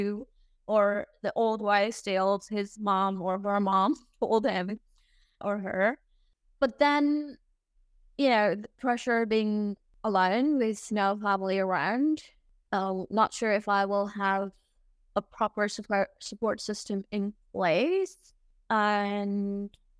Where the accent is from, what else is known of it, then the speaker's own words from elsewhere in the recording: Saudi Arabia; also born or lived in Algeria; now in Dubai, United Arab Emirates; I am currently living in Dubai, but I was born and raised in Saudi